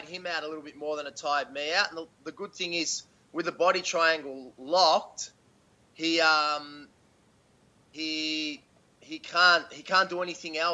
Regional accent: Melbourne, Victoria, Australia; Melbourne was massive because that's my hometown

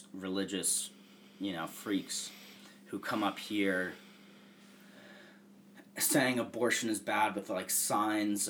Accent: Bermuda; moved away; also born or lived in New York; growing up in Bermuda

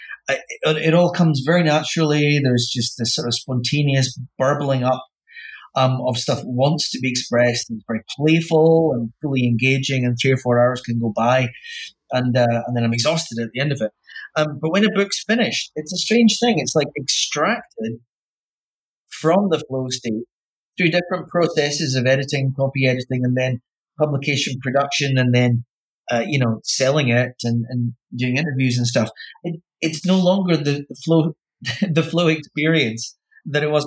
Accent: Wick, Scotland, United Kingdom; I grew up in Wick, yeah, which is about as far north as you can get falling off Britain

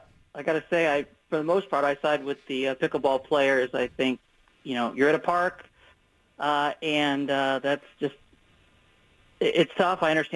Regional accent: Portland, Oregon, United States; I grew up here in Portland

